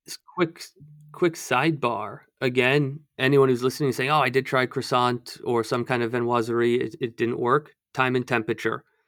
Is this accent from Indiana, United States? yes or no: no; outside of Baltimore, Maryland, United States; I grew up outside of Baltimore